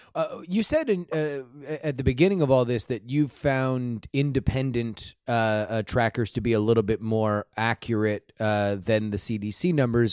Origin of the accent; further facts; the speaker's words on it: Florida, United States; I grew up in Florida